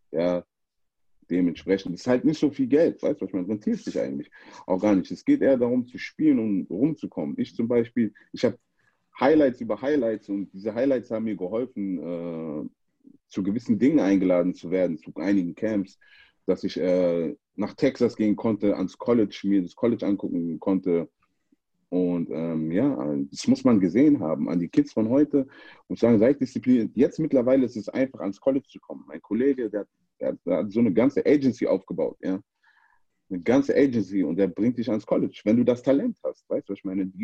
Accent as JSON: {"language": "German", "town": "Frankfurt", "region": "Hesse", "country": "Germany", "tie": "born or raised there", "said": "ich bin in Frankfurt groß geworden, ich bin auch stolzer Frankfurter."}